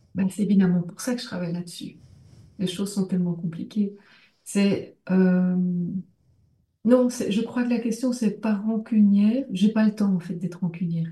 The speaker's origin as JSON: {"language": "French", "country": "Belgium", "said": "moi euh, comme belge"}